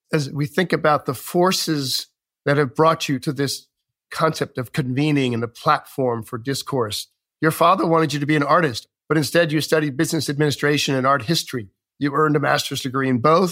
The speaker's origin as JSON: {"language": "English", "region": "New York", "country": "United States", "said": "as a New Yorker"}